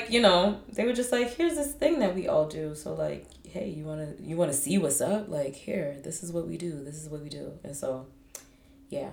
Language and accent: English; United States; I was blanc from America